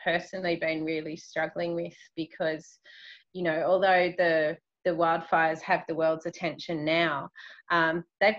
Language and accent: English; Australia; as an Australian